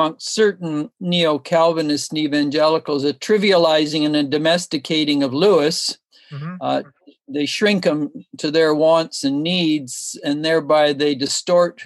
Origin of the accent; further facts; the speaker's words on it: Toronto, Ontario, Canada; moved away as an adult; also born or lived in Switzerland; now in British Columbia, Canada; grew up in Toronto and then lived in Switzerland in the early 70s for a few years.